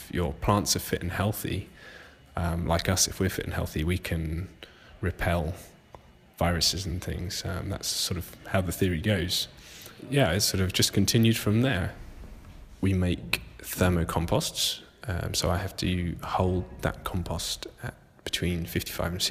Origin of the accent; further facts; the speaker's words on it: Jersey; I'm from Jersey.